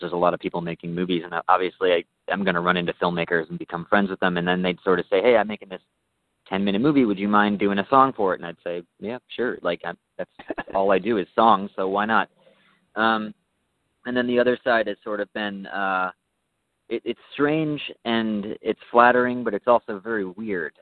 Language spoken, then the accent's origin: English; New York, United States; now in Southern California, United States; I'm from New York